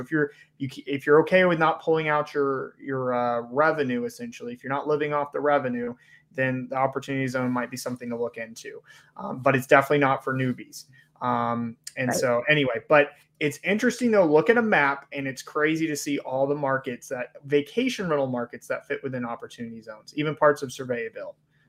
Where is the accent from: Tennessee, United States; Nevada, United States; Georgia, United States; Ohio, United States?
Georgia, United States; I grew up in, I grew up in Georgia. My family's from Southern Alabama.